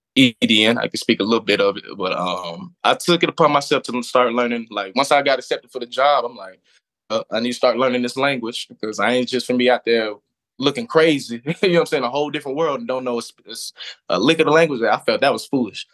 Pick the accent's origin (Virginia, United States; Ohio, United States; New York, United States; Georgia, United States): Georgia, United States; Atlanta; also born or lived in Florida / Beijing; born and raised in Atlanta, Georgia